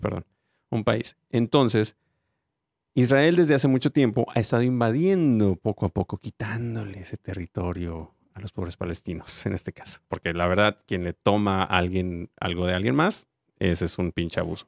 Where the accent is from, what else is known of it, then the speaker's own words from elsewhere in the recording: Mexico; nosotros los mexicanos